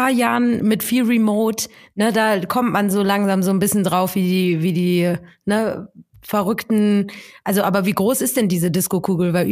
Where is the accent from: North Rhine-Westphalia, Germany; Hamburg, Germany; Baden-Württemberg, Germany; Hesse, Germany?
Hamburg, Germany; jetzt bin ja auch Hamburgerin